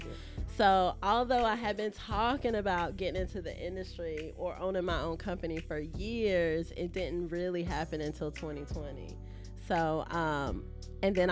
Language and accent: English; Jacksonville, Florida, United States; also born or lived in Pensacola, Florida; I'm from Duval. I was born in Pensacola, been in Jacksonville since I was about 3 years old